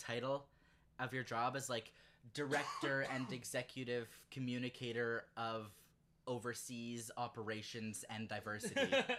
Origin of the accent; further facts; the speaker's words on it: Canada; We're Canadian.